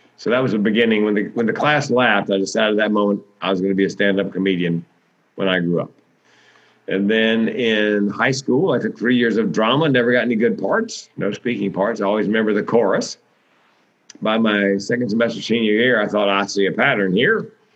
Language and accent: English; Raleigh, North Carolina, United States; moved away; it's Raleigh, it's my hometown